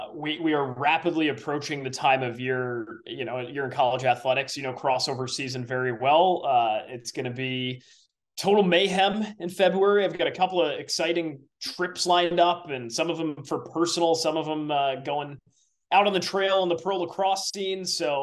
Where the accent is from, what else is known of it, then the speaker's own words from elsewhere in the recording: Southern Connecticut, United States; I grew up in a small town in Southern Connecticut